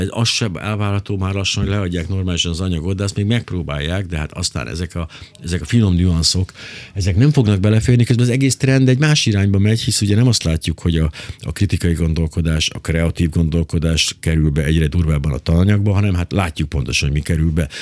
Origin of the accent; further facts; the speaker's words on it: Miskolc, Borsod-Abaúj-Zemplén, Hungary; én Miskolcon nőttem fel